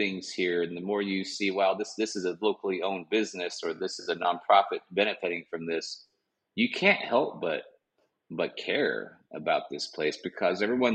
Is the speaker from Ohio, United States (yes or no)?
no; Dallas, Texas, United States; now in New Braunfels, United States; I was born in Dallas